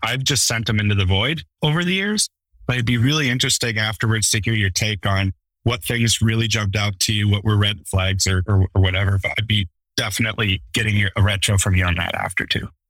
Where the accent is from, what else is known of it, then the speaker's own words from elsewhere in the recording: Western US, United States; I grew up in the Western US.